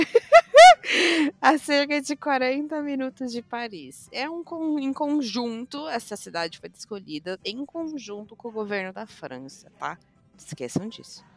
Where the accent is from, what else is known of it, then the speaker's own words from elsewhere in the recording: Brazil; nós brasileiros